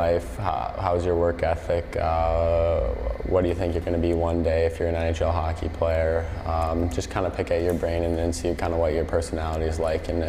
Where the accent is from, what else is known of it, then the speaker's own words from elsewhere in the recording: Minnesota, United States; just growing up in Minnesota, all my buddies were playing hockey